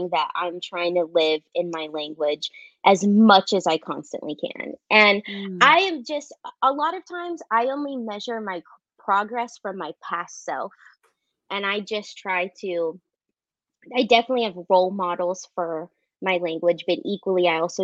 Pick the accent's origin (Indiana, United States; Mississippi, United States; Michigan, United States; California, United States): California, United States; Southern; I am from Southern California